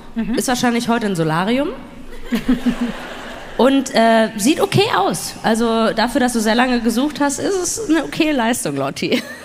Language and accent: German; Duisburg, North Rhine-Westphalia, Germany; ich komme ja gebürtig aus Duisburg, also NRW